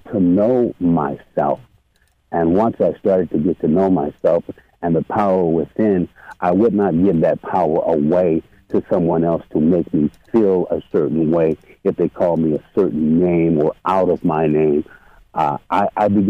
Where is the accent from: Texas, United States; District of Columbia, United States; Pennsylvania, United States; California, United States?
California, United States; Los Angeles; moved away as an adult; now in Sacramento, United States; I'm from Los Angeles. And in Los Angeles, I had to be on guard on the daily